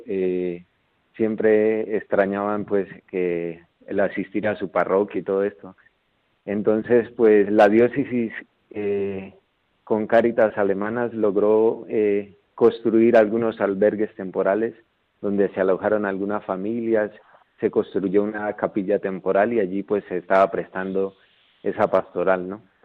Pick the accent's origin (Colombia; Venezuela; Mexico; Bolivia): Colombia; Gramalote, Norte de Santander; moved away; soy de Colombia, de un pueblito llamado Gramalote.